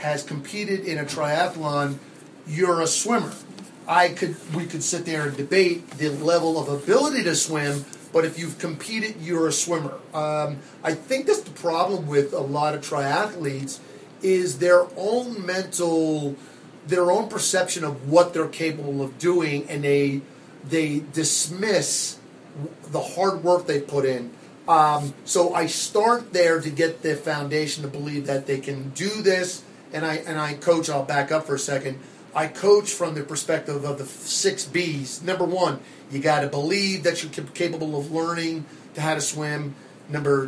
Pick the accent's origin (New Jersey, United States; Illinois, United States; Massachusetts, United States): New Jersey, United States; now in Arizona, United States; Growing up in New Jersey, probably could tell by the way I talk, I am not from Arizona. I am a Jersey born and bred.